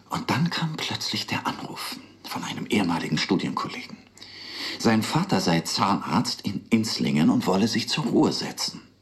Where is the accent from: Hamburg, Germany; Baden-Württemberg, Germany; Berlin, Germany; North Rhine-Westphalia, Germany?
Berlin, Germany; Also, ich bin in Berlin aufgewachsen. Sonja in der Nähe von Stuttgart. Meine Eltern stammen aus St. Petersburg, ihre aus der Ukraine. Wir sind beide als Kinder nach Deutschland gekommen